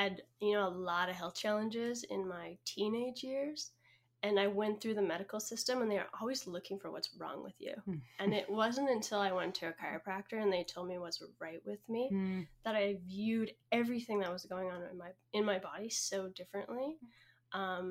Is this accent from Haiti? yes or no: no; Canada; moved away as an adult; now in United States; I'm the other chiropractor at Kinfolk, and I'm from Canada.